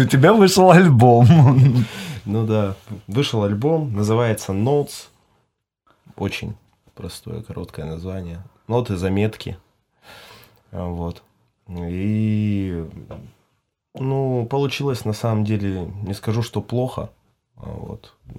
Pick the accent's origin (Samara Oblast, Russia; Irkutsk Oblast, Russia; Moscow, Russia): Irkutsk Oblast, Russia; Irkutsk; moved away as an adult; now in Croatia; мой родной край это Иркутск, Байкал, но опять же, ну сейчас, спустя 7 лет, ну, как бы Хорватия мой второй дом